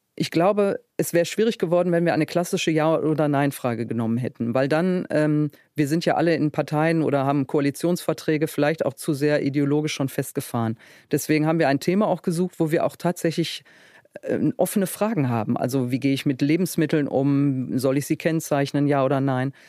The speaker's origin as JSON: {"language": "German", "town": "Duisburg", "region": "North Rhine-Westphalia", "country": "Germany", "said": "Ich komme aus dem Ruhrgebiet"}